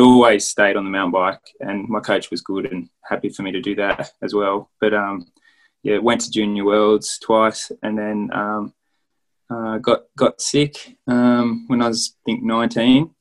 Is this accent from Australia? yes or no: yes; Queanbeyan, New South Wales, Australia; also born or lived in Canberra; in my hometown of Queanbeyan